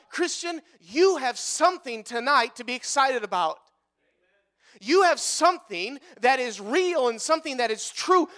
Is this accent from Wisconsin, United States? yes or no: yes; Wisconsin, United States; we're from Wisconsin